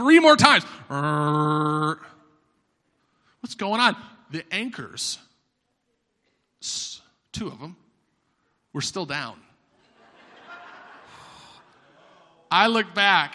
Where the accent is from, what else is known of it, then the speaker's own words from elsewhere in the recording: Florida, United States; I'm from Florida